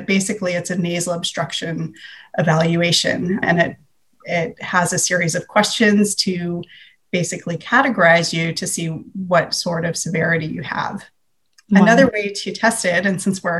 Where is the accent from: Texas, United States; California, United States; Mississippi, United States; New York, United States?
California, United States; San Francisco Bay Area; I'm from the San Francisco Bay Area.